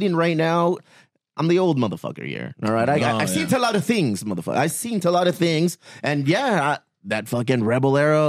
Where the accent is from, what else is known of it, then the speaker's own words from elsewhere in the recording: San Diego, California, United States; I'm from here. I'm from San Diego, Mexican-American. My parents, Guadalajara and in Mexicali, so I'm like, we're the first ones here.